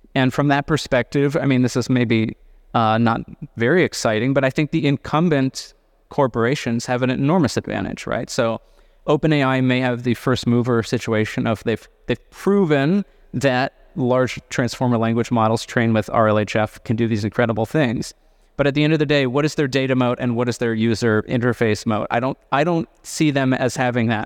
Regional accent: California, United States; I say this also as a Californian

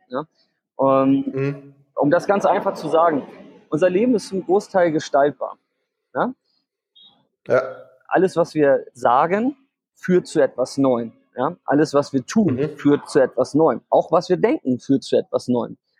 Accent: Hamburg, Germany; also born or lived in Vietnam; ich komme aus Hamburg und lebe ein halbes Jahr auch immer in Vietnam

